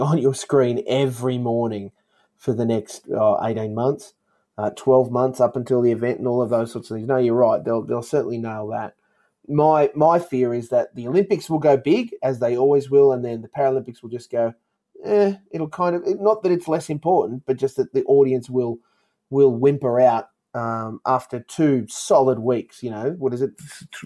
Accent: Queensland, Australia; being a Queenslander

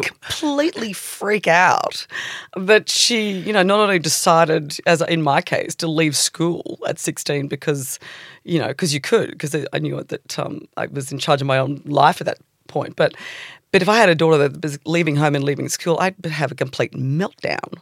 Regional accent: Sydney, New South Wales, Australia; born or raised there; also born or lived in England

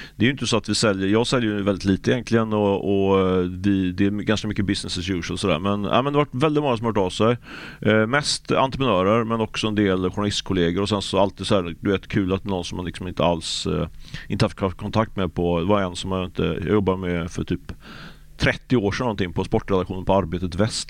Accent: Ljungskile, Västra Götaland, Sweden; jag kommer från Ljungskile också

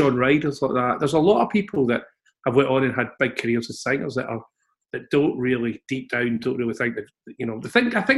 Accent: Glasgow, Scotland, United Kingdom; now in England; I don't come from the roughest bit of Glasgow. I mean, all Glasgow's pretty rough ultimately, but I come from Mount Florida.

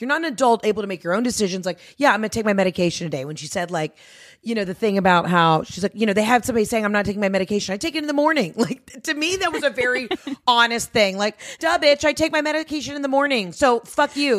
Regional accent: Georgia, United States; I'm from Georgia

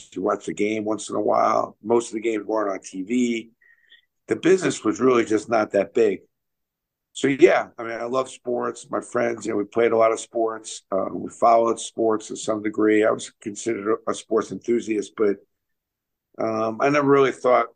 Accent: New York City, New York, United States; I grew up in Brooklyn.

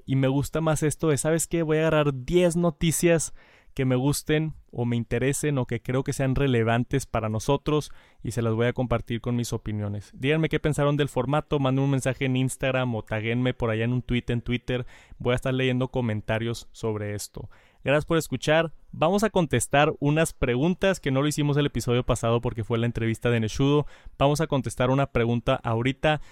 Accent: Jalisco, Mexico; soy de Jalisco, de aquí de México soy de Jalisco.

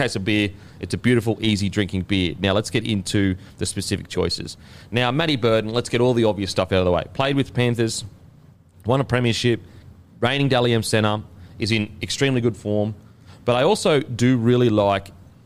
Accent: Queensland, Australia; I'm a Queenslander

